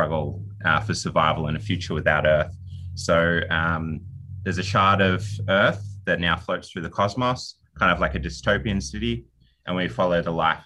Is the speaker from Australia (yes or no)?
yes; Australia; I'm a writer from Australia